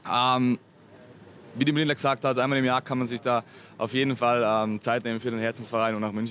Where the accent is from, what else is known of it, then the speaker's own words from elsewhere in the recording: South Tyrol, Trentino-Alto Adige, Italy; now in Vienna, Austria; ich komme aus Südtirol, ähm, studiere in Wien